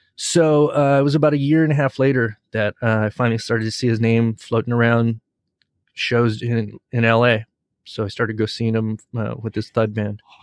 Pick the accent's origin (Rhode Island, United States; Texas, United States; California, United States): California, United States; Southern; growing up in Southern California, listening to ninety-five point five K L O S, the local Los Angeles radio station